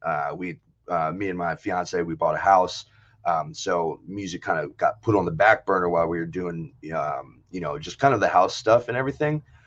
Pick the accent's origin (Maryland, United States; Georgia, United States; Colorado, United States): Maryland, United States; Brunswick; now in Tacoma, United States; I'm originally from the East Coast. So I grew up in, uh, in Maryland